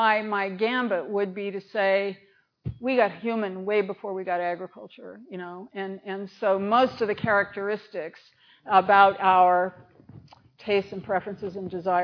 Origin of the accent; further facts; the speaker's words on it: United States; I'm an American